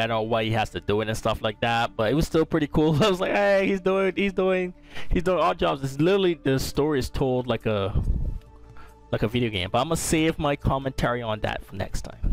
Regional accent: Barbados; now in United States; living in the US, even though I was born in Barbados and raised

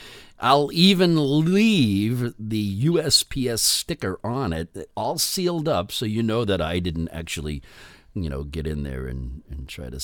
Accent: New England, United States; I'm from New England.

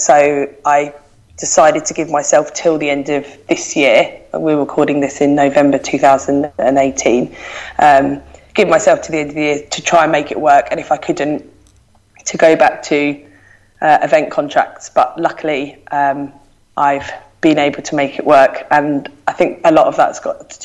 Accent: London, United Kingdom; moved away as an adult; now in Manchester, United Kingdom; I live in Manchester. I'm originally from South London, as you'll be able to tell by my voice.

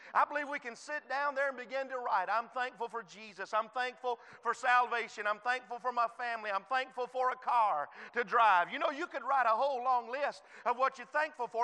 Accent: United States; I was born in the United States of America

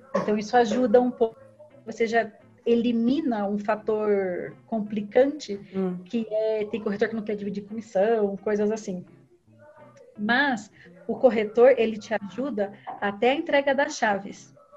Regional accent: Brazil; moved away as an adult; a gente saiu do Brasil

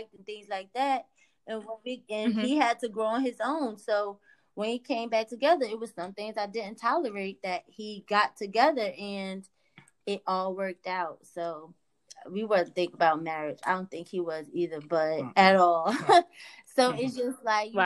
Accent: New Jersey, United States; I'm from Jersey.

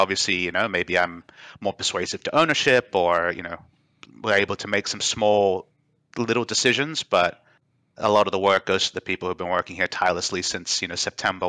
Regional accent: Australia; moved away as an adult; also born or lived in Qatar / Dubai / South Korea / North America; My heart's in Australia, but I was born in Qatar, where the World Cup is happening. Lived in Australia for my primary school, Dubai for high school, back in Australia for university

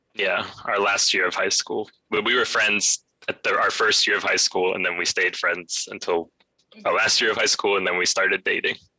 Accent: Florida, United States; moved away as an adult; I'm from Florida

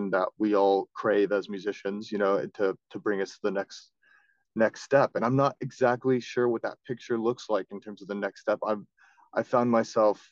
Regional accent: Florida, United States; I'm from Florida

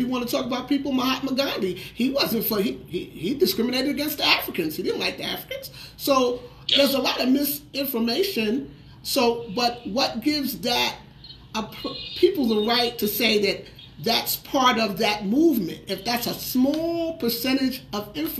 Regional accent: New York, United States; I'm from New York.

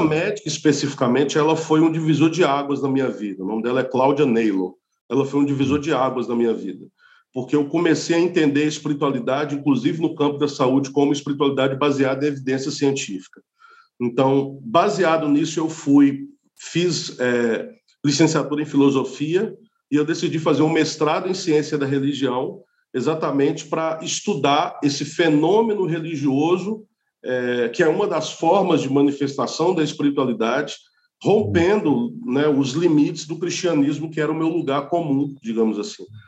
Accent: Montes Claros, Minas Gerais, Brazil; moved away as an adult; now in Rio de Janeiro, Brazil; Sou de Montes Claros, norte de Minas, terra de Darcy uhum. Ribeiro

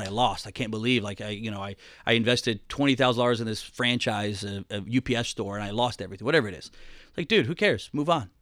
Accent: Atlanta, Georgia, United States; moved away as an adult; also born or lived in Rome, Georgia; now in Florida, United States; Atlanta, Georgia is where I spent most of my time. And then, uh, just recently moved to Florida

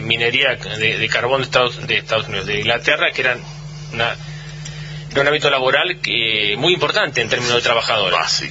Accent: Bahía Blanca, Buenos Aires Province, Argentina; todo lo que somos de Bahía

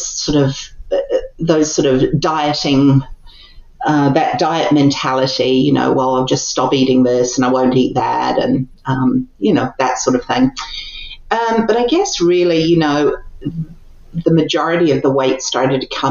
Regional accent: Christchurch, Canterbury, New Zealand; moved away as an adult; also born or lived in England / Japan / Seoul, South Korea; now in United States; I was actually born in England and lived in England until I was 9. And then my family emigrated to New Zealand, which is really the place that I call home.

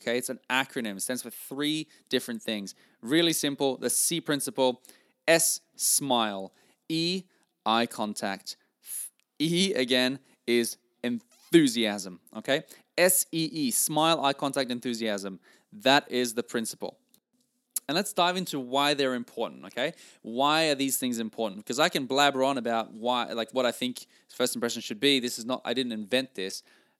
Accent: Norway; English is a second language; now in Australia; I came from Norway and, was really in a new country. I started in sales here and, that's where I learned all this. And I came to Australia speaking a different language and not knowing exactly where I was going in life.

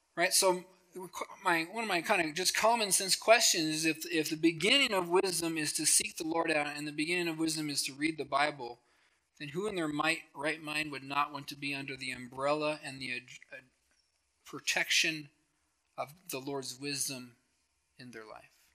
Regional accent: Helena, Montana, United States; now in Billings, United States; I grew up in Helena, so I grew up around all the attorney generals and all the governors

